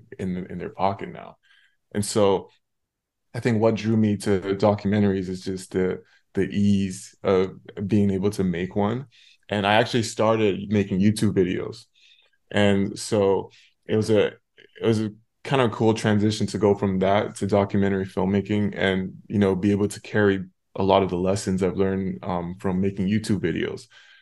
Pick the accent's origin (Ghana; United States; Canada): Canada; I'm from Canada